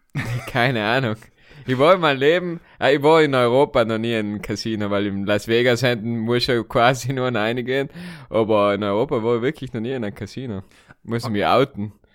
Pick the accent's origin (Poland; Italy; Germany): Italy; South Tyrol, Trentino-Alto Adige; accent: South Tyrolean; now in Vienna, Austria